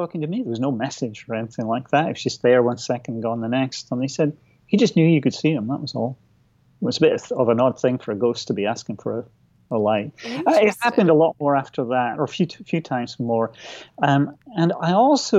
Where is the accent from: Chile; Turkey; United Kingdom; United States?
United Kingdom; Aberdeen, Scotland; my hometown of Aberdeen